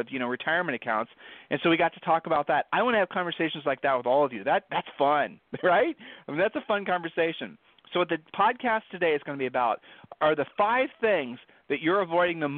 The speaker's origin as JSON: {"language": "English", "region": "Ohio", "country": "United States", "said": "we're from Ohio"}